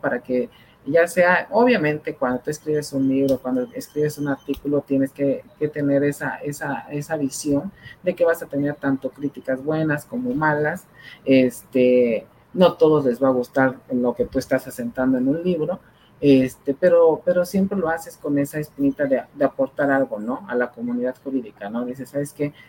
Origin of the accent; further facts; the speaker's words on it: Mexico; uno como, como mexicano